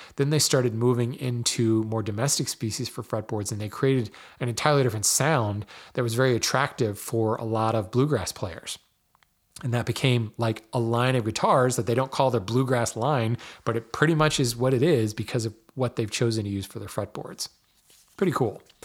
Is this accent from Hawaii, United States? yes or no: yes; Hawaii, United States; I was born in Hawaii